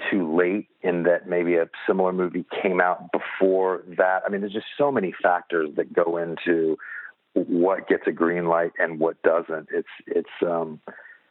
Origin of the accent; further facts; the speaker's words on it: Indianapolis, Indiana, United States; now in Los Angeles, United States; I was born and raised in Indianapolis, Indiana